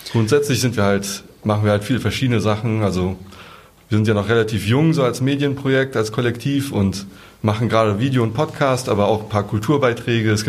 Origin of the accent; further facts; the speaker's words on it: North Rhine-Westphalia, Germany; Genau, eigentlich kommen wir aus NRW, aber für die Demo sind wir halt äh, hier angereist, genau.